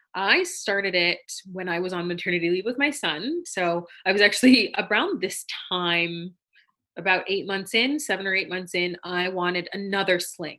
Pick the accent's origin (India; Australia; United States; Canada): Canada; we're both Canadian born and super, super proud to be Canadian born